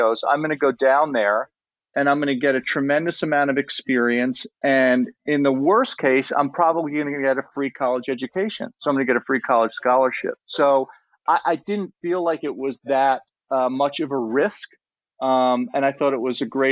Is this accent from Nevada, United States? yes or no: no; East Hampton, New York, United States; we were locals. And I went to East Hampton Middle School, East Hampton High School